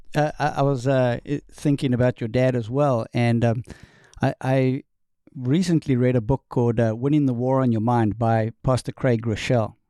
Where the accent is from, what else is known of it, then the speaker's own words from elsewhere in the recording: South Africa; accent: Southern; moved away as an adult; also born or lived in New York State, United States; now in North Carolina, United States; I am from South Africa, born and raised